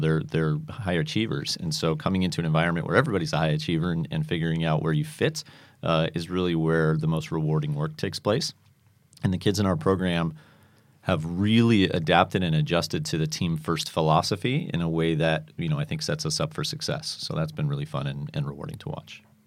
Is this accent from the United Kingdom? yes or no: yes; Manchester, North West England, United Kingdom; moved away; I grew up in Manchester, England